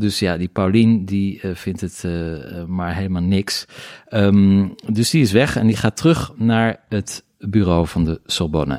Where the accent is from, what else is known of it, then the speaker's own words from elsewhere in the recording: Middelburg, Zeeland, Netherlands; moved away; also born or lived in Paris; ik kom uit Middelburg